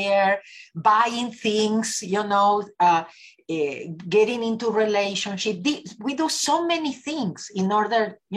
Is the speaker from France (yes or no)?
no; Argentina; moved away as an adult; now in Los Angeles, United States; I was born in Argentina. I lived in Los Angeles, California for the last 38 years.